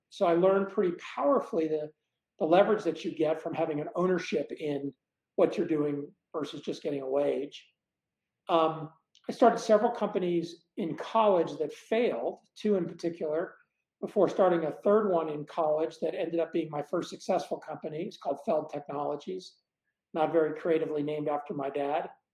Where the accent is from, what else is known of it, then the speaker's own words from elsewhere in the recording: Dallas, Texas, United States; moved away as an adult; also born or lived in Blytheville, Arkansas / Boston, Massachusetts; now in Boulder, United States; from age three forward, I grew up in Dallas